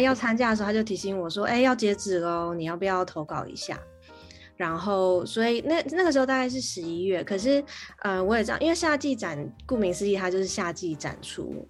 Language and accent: Chinese; Taiwan; first language Chinese; moved away as an adult; also born or lived in Canada; now in London, United Kingdom; 在回台湾又要开始念书的时候